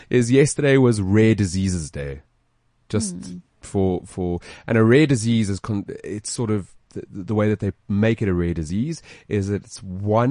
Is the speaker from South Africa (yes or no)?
yes; South Africa; we're all South African. I was born here. My parents were born here.